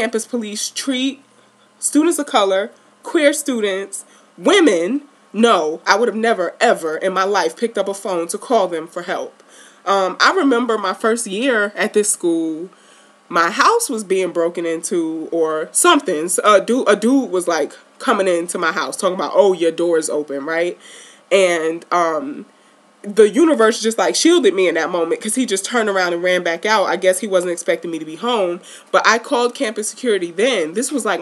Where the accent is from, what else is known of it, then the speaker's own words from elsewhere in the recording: New York City, New York, United States; I grew up in Baisley Projects